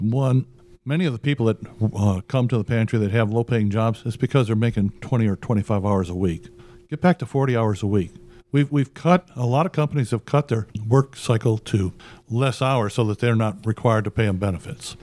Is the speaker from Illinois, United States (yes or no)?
yes; Chicago, Illinois, United States; moved away; I grew up in poverty. I'm originally from Chicago